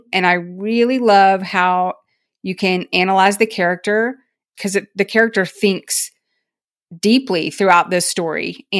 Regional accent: Tennessee, United States; We called them lightning bugs. I grew up in Tennessee.

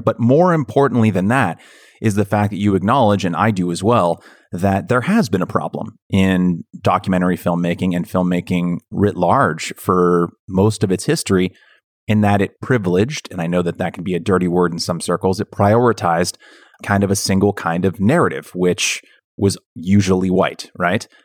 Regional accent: Bay Area, Northern California, United States; I grew up in Northern California, in the Bay Area

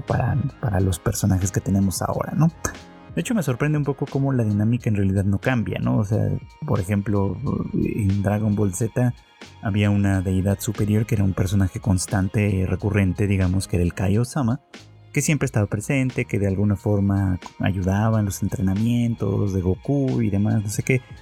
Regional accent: Mexico; en mi país, en México

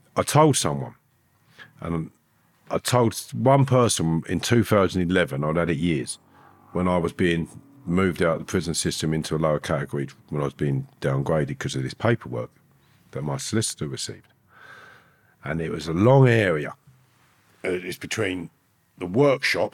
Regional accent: Harefield, London, United Kingdom; the place where I grew up in Harefield

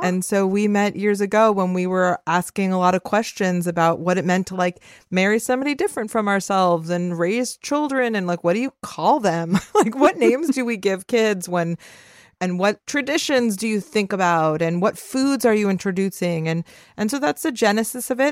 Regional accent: Los Angeles, California, United States; I am a Salvadoran Jewish Angelino

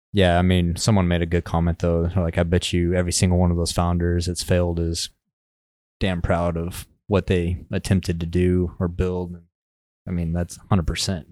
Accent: West Texas, United States; I'm from West Texas.

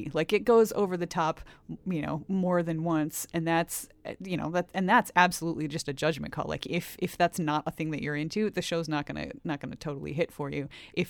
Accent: United States; I mean, there were a lot of miniseries when I was growing up in the United States.

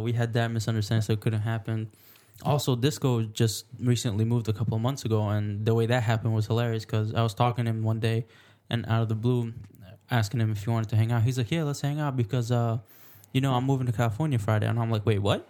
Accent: Alexandria, Alexandria Governorate, Egypt; moved away; I grew up in Alexandria.

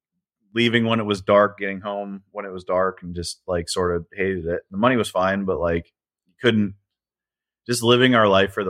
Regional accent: Northeast Ohio, United States; moved away as an adult; now in Charlotte, United States; we grew up in Northeast Ohio and I lived throughout that area, the Great Lakes region, for a while. And we moved down here just before COVID

